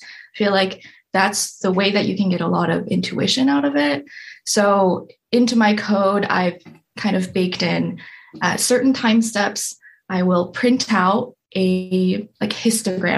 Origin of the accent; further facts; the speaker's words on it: Anchorage, Alaska, United States; moved away as an adult; also born or lived in Michigan; now in East Lansing, United States; I'm from Anchorage, Alaska. Ooh, I was born and raised there